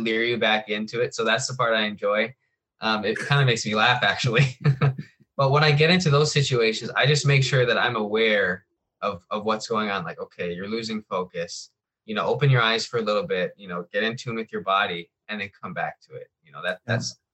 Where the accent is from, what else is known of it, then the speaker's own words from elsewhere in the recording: Hawaii, United States; I'm born and raised in Hawaii